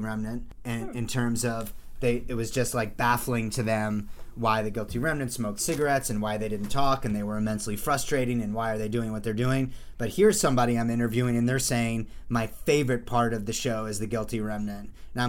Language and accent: English; New Jersey, United States; 7 other white Jews from New Jersey who love Star Wars